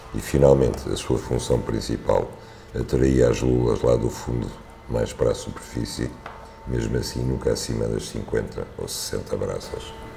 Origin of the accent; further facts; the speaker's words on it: Algarve, Portugal; minha infância no Algarve